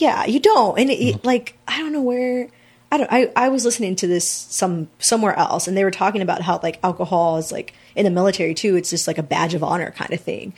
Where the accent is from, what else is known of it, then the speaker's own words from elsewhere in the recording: San Antonio, Texas, United States; moved away as an adult; I'm originally from San Antonio